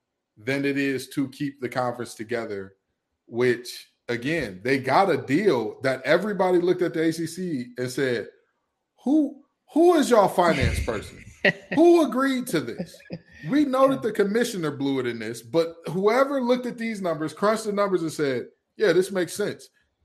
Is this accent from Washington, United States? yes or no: no; Detroit, Michigan, United States; I have oceanfront property for you in my hometown of Detroit, Michigan.